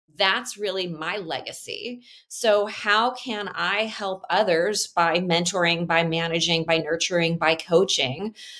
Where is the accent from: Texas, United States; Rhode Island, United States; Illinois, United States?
Illinois, United States; Chicago; I am Chicagoan